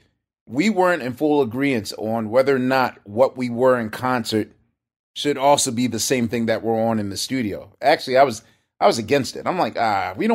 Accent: Philadelphia, Pennsylvania, United States; I come from Philly

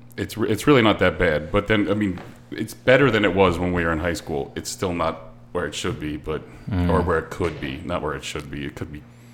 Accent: Pine Lake Park, New Jersey, United States; also born or lived in Lakehurst; I grew up in Pine Lake Park down the road

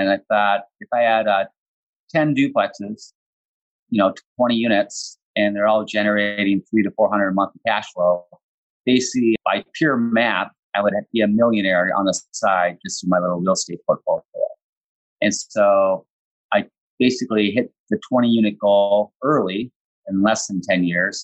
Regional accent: Midwest, United States; also born or lived in San Francisco; I was actually born and raised in my hometown here where I'm living right now

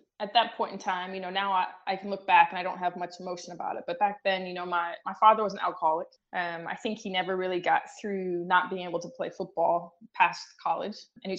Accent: Illinois, United States; It was a small town about 2 hours south of Chicago, and we were surrounded by cornfields.

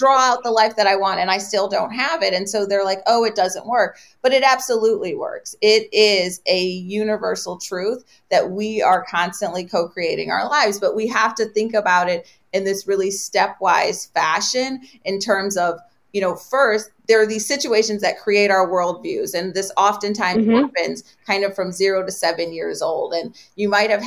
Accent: Detroit, Michigan, United States; I was born and raised in Detroit

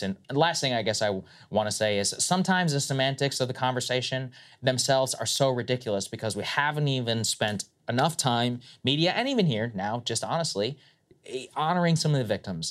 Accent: Texas, United States; I am from Texas

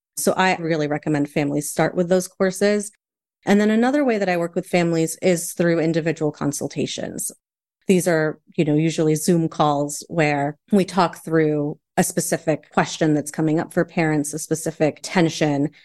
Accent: United States; I have a Chilean father and a Puerto Rican mother. I was raised primarily in the States

